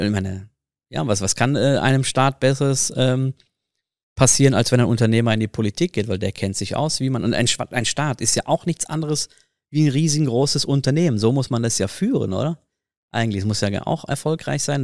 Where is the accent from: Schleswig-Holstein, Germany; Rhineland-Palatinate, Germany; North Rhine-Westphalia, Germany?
North Rhine-Westphalia, Germany; Ruhr area; moved away as an adult; now in Switzerland; Das ist ja die Ecke, wo ich, wo ich herkomme